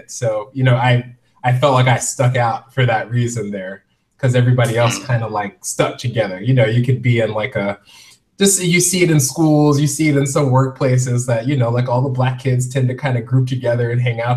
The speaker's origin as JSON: {"language": "English", "town": "Indianapolis", "region": "Indiana", "country": "United States", "also_born_or_lived": "Dayton, Ohio", "said": "Uh, so originally, I'm from Indianapolis, Indiana. Um, my dad was in the military, so we moved around quite a bit. So I, I lived in Ohio, like in a suburb of Dayton, for roughly 10"}